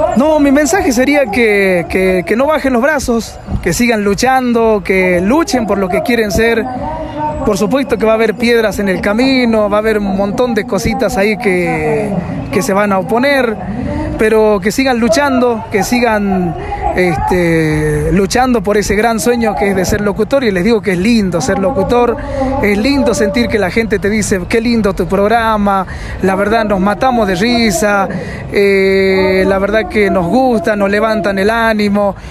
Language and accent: Spanish; Cafayate, Salta, Argentina; soy de Cafayate